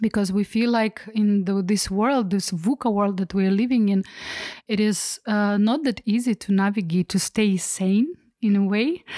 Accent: Almaty, Kazakhstan; I'm from Almaty and, uh, I'm a co-founder of Impact Hub Almaty

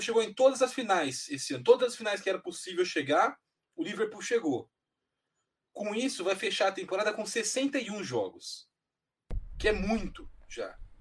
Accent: Brazil

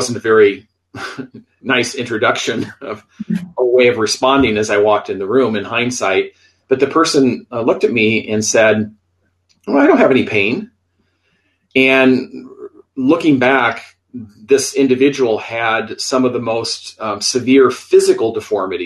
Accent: Iowa, United States; also born or lived in Minneapolis, Minnesota; now in Tucson, United States; I'm originally from Iowa. I grew up in the Midwest, spent many years, 16 to be exact, in Minneapolis, Minnesota before the move here to Arizona.

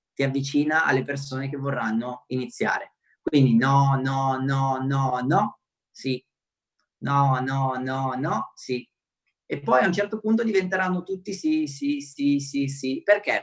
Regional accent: Romania; first language Romanian; Italian is a second language; now in Italy; sono nato in Romania, e anche se sono rumeno, anche se magari parliamo la stessa lingua natale

